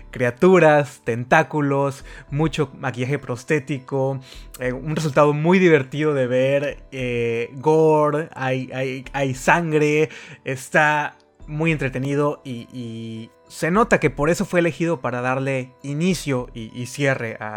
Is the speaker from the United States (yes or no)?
no; Mexico